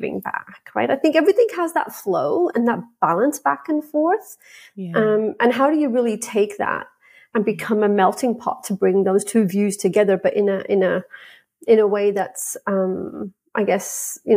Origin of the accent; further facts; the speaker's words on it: England, United Kingdom; the environment I grew up in with England